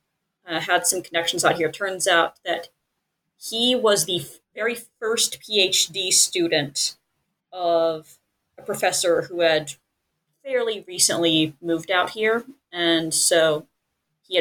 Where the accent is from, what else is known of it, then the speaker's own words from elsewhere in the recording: Nashville, Tennessee, United States; moved away as an adult; also born or lived in Texas; now in Southern California, United States; I'm originally from Nashville, Tennessee. I came out here to Southern California to study groundwater.